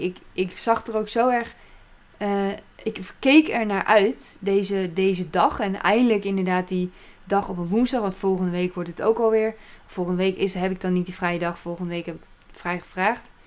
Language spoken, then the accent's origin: Dutch; Apeldoorn, Gelderland, Netherlands; moved away as an adult; now in Staphorst, Netherlands; En ik kom uit Apeldoorn, daar ben ik opgegroeid.